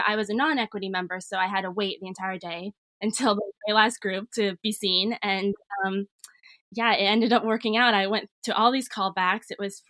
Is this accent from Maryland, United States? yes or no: no; Fairmont, West Virginia, United States; now in New York City, United States; I am originally from Fairmont, West Virginia. I grew up in West Virginia. My mother actually has a dance school here called Movements and Dance.